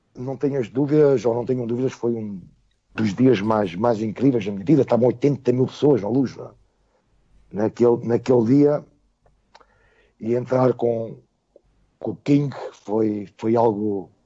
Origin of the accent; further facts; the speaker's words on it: Portugal; eu sou português